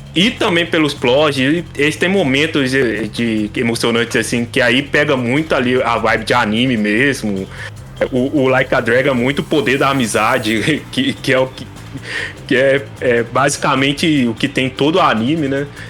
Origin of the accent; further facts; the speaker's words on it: Brazil; nós que somos brasileiros